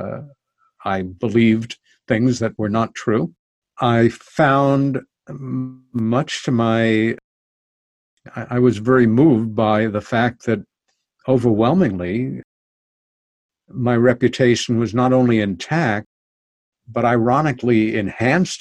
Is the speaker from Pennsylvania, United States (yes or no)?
no; New York City, New York, United States; now in New York countryside, United States; I'm a New Yorker. I lived most of my life in New York City, my favorite place